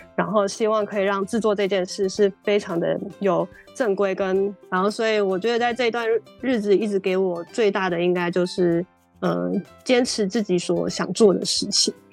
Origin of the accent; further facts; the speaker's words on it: Taichung, Taiwan; moved away; 我台中人，我想回到台中